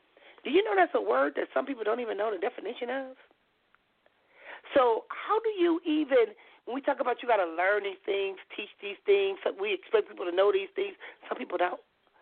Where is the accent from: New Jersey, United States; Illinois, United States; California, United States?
California, United States; Compton; I tell them I'm … I was when I was growing up in Compton.